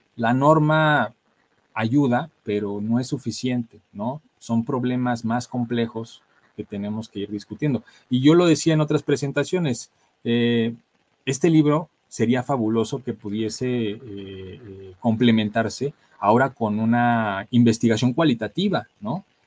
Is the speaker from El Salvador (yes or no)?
no; Mexico; como sociedad mexicana pues traemos arraigadas